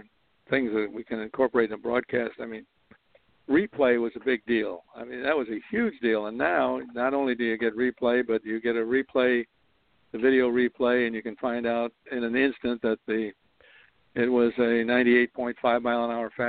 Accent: Chicago, Illinois, United States; moved away; also born or lived in New York area; I was born in Chicago

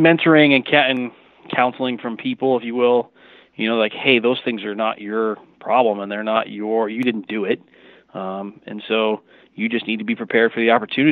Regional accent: Burlington, Washington, United States; also born or lived in Michigan; I grew up in Washington. I'm from here originally

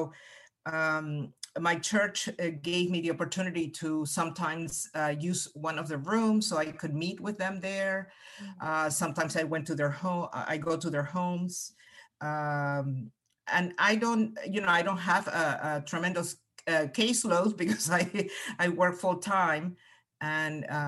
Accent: Peru; first language Spanish; English is a second language; moved away as an adult; also born or lived in Cayman County, United States; now in United States; I came to the U.S. as a college student. So I was, you know, I had already significant relationships with my family and a lot of closeness with my family. That I am originally from Peru, so I came here to go to college.

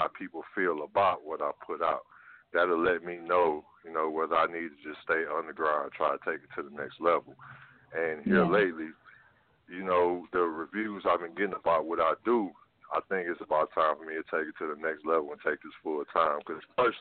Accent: Detroit, Michigan, United States; I'm from Detroit, Michigan

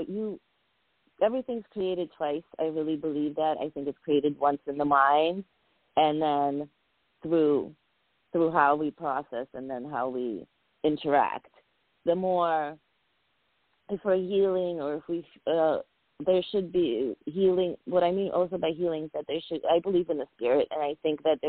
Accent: New England, United States; also born or lived in Georgia / Armenia / Soviet Union; I went to elementary school, you know, boarding school, college. My whole life has been New England

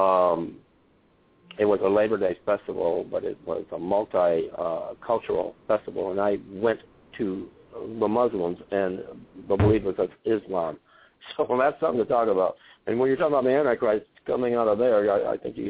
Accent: suburbs of Detroit, Michigan, United States; now in Holly, United States; I'm actually originally from the city. I'm from the suburbs of Detroit.

